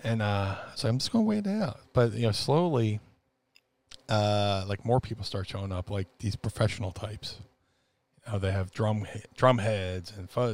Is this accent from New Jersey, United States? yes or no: yes; Atlantic City, New Jersey, United States; growing up in Atlantic City